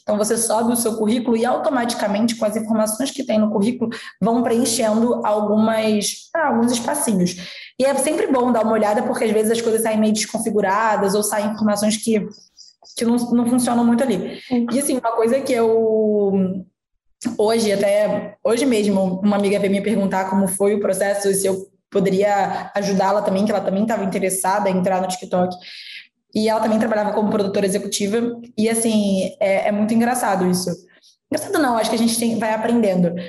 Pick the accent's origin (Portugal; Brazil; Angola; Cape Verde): Brazil; interior of Rio de Janeiro state; moved away as an adult; Eu sou do interior do Rio, então eu morava no Rio de Janeiro, fui fazer faculdade